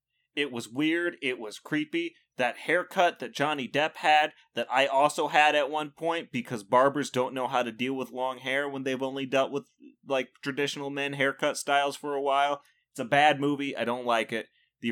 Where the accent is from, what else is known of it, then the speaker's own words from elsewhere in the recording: United States; You're American, because I'm American. How could you?